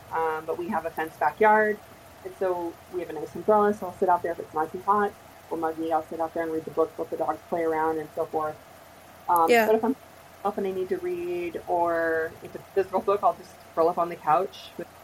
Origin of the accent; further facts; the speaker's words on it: Oregon, United States; moved away; also born or lived in Washington; I grew up in the Oregon-Washington area, and my grandfather lived near the Olympic National Forest